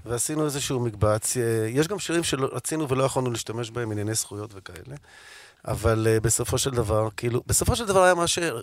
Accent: Tel Aviv, Tel Aviv District, Israel; אני גדלתי בתל אביב, נולדתי בתל אביב, אני דור שני לתל אביבים

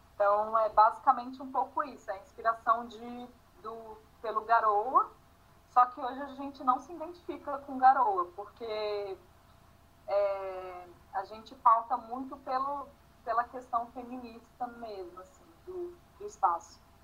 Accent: Brasília, Federal District, Brazil; moved away as an adult; also born or lived in Rio Grande do Sul; Eu cresci em Brasília, então minha família toda é do Rio Grande do Sul. Eu fui para Brasília com 6 anos de idade e saí com 25

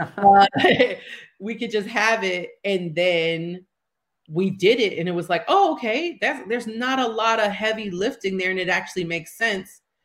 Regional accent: New York City, New York, United States; I'm from Harlem, born and raised

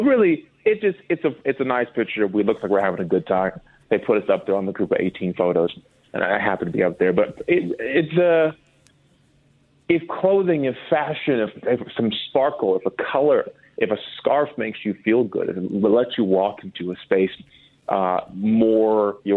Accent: Minnesota, United States; moved away as an adult; now in Los Angeles, United States; I'm from Minnesota, and this is how we act there

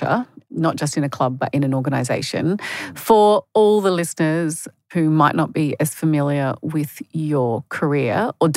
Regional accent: Adelaide, South Australia, Australia; moved away as an adult; now in Sydney, Australia; I grew up in Adelaide

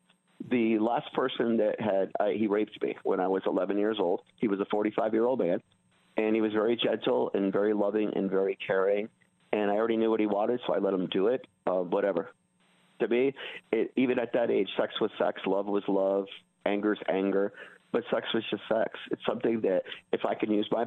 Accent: California, United States; growing up in California, if you ran away back in the 70s, you went to juvenile hall.

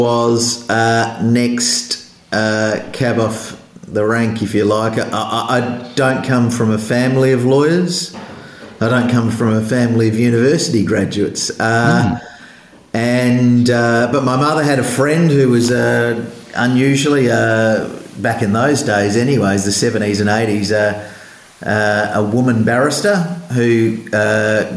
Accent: Adelaide, South Australia, Australia; moved away as an adult; now in Sydney, Australia; I grew up in Adelaide before coming back here for work

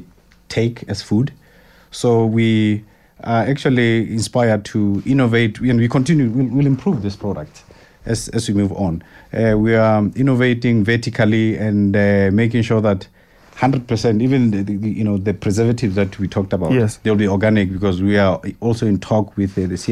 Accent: Lesotho; moved away as an adult; also born or lived in Soweto, South Africa; I grew up in Lesotho. I was born in Soweto, Mzimhlophe, and then at the age of 3, I moved to Lesotho, where I spent almost 20 years of my life.

